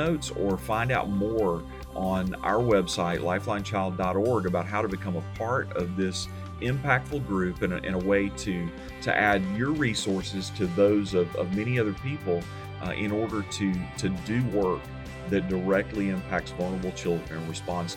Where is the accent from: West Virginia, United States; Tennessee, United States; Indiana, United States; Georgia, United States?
Tennessee, United States; Memphis; also born or lived in Alabama; I grew up in Memphis, although I started out in Alabama